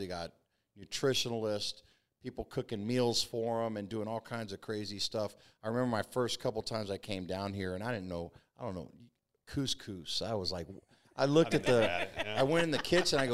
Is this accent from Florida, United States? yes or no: yes; Florida, United States; moved away as an adult; also born or lived in Mobile, Alabama; I grew up in Florida